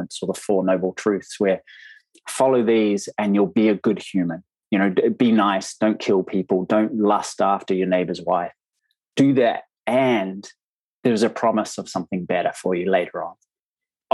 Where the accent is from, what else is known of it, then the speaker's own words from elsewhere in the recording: New Zealand; accent: Kiwi; moved away as an adult; now in United Kingdom; I am from New Zealand. I'm living in the UK now with my family